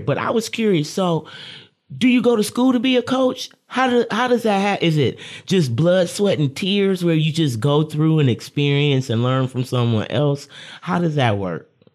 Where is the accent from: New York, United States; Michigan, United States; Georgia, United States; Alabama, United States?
Michigan, United States; Lansing; I'm a Lansing local